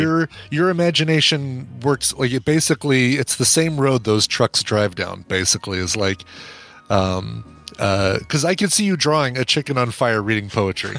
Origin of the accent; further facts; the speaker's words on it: Colorado, United States; I'm from Colorado.